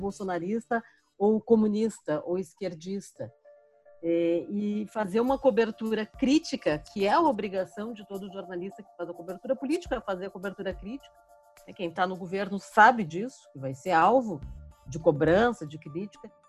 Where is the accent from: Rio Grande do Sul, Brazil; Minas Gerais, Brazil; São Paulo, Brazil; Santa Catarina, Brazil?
Rio Grande do Sul, Brazil; Porto Alegre; now in Brasília, Brazil; eu tô aqui há 20 anos. Então, eu cheguei em Brasília, vim de Porto Alegre, é, no final do governo Fernando Henrique.